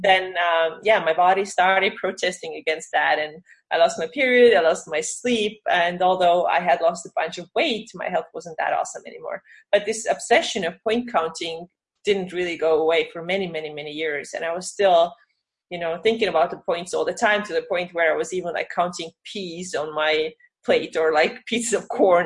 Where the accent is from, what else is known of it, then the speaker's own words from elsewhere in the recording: Estonia; also born or lived in Finland; now in California, United States; I'm from Estonia, but I used to be live in Finland